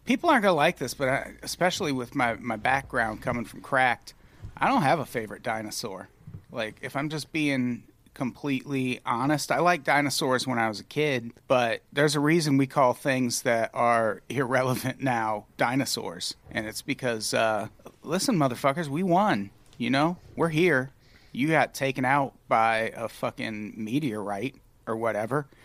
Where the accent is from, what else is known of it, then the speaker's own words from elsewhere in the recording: Illinois, United States; as a youth growing up in Illinois